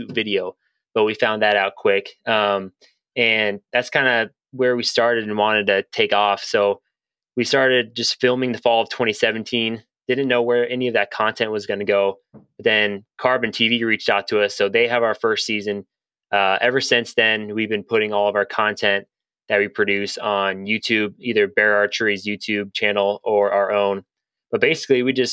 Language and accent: English; Lincoln, Nebraska, United States; also born or lived in Ohio; I was born in Ohio, but I've been raised in Lincoln, Nebraska.